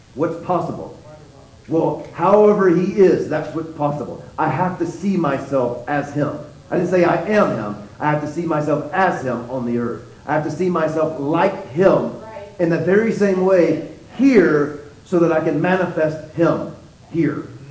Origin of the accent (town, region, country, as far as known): Texas, United States